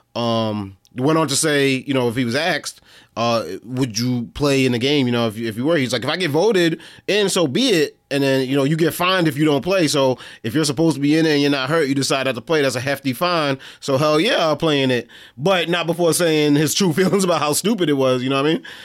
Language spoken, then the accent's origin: English; New York City, New York, United States; we're from Brooklyn, right? So we, we grew up around Jewish people all our life